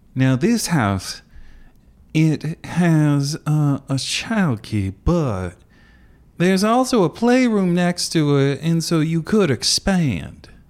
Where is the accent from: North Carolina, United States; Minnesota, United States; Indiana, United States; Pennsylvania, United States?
Indiana, United States; I'm from Indiana